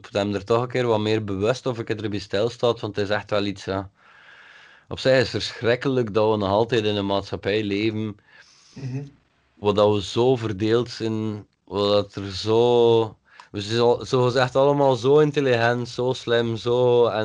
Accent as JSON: {"language": "Dutch", "town": "IJmuiden", "region": "North Holland", "country": "Netherlands", "said": "En dat je moet weten, ik kom uit Exmuiden."}